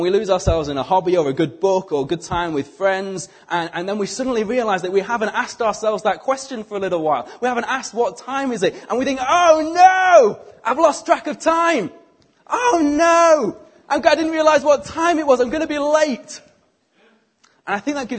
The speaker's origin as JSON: {"language": "English", "country": "United Kingdom", "said": "we are British"}